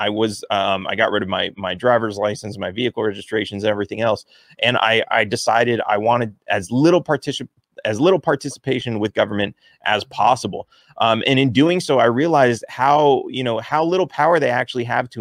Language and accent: English; California, United States; I grew up in California